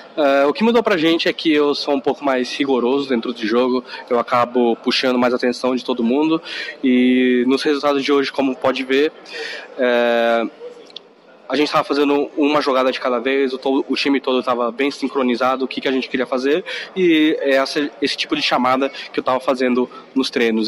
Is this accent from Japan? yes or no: yes; Japan; eu sou nascido no Japão